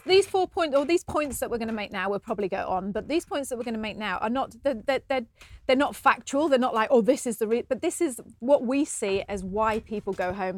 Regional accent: United Kingdom; moved away as an adult; now in New Zealand; because we're British

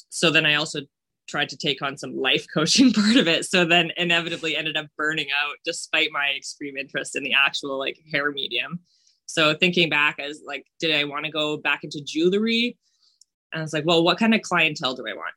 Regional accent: rural Manitoba, Canada; I grew up in like rural Manitoba

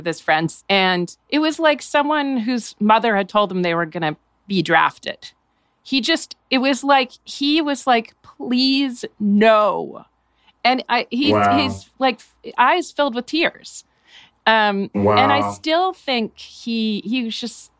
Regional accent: New Hampshire, United States; Growing up in New Hampshire

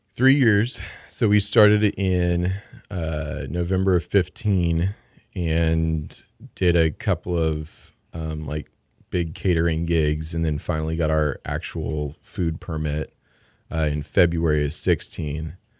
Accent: San Antonio, Texas, United States; also born or lived in Madison; now in Houston, United States; I'm from San Antonio, and we just made a home here.

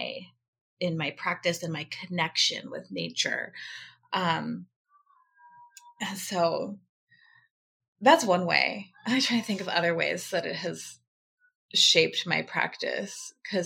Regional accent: Alaska, United States; Born and raised in Alaska

